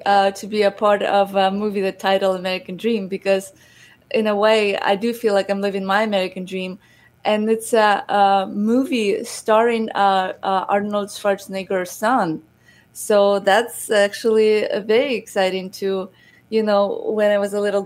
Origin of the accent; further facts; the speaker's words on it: Odesa, Odesa Oblast, Ukraine; now in United States; I am originally from Ukraine, from Odessa, and I grew up in a very humble family